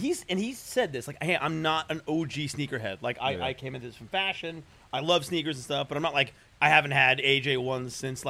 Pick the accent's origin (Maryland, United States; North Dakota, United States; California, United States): California, United States; Oakland; moved away; I was born in the Bay Area.